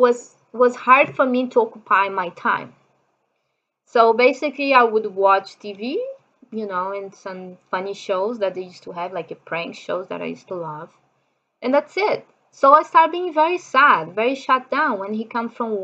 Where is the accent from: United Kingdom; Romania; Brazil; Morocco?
Brazil; English is a second language; moved away as an adult; also born or lived in Japan; I'm from Brazil.